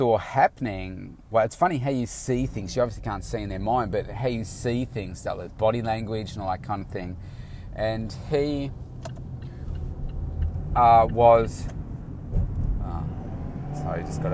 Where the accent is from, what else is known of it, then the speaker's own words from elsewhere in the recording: Melbourne, Victoria, Australia; it's in, you know, my hometown